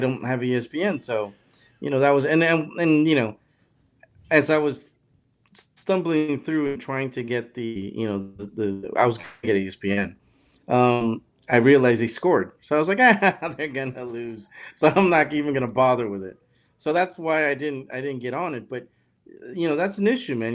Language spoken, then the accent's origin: English; California, United States; I'm from California